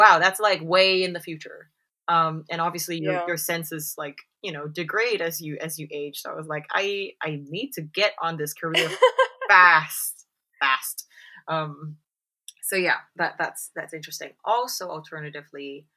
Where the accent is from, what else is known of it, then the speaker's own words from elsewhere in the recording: Singapore; now in United Kingdom; growing up in Singapore